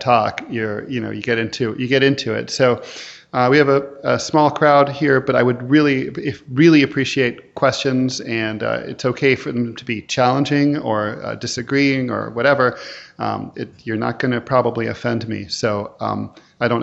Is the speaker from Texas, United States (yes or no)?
no; New York, United States; I'm from New York, and we have a beautiful library there